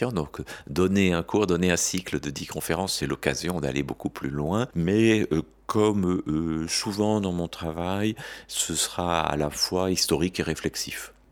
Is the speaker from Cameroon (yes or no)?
no; France; also born or lived in Belgium; On peut dire que je suis français, né en 1956, mais que j'ai passé une grande partie de ma vie en Belgique